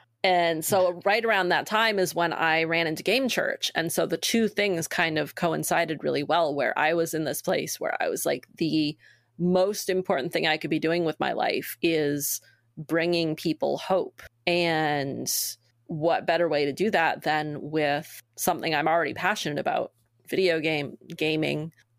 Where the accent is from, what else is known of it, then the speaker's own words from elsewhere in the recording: Maine, United States; also born or lived in Massachusetts; I grew up in Maine and lived as an adult in Massachusetts.